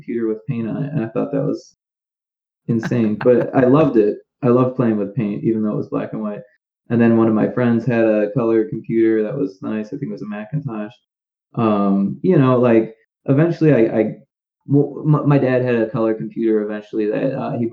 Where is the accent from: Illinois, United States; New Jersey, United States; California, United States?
Illinois, United States; Naperville; So it was a small town called Naperville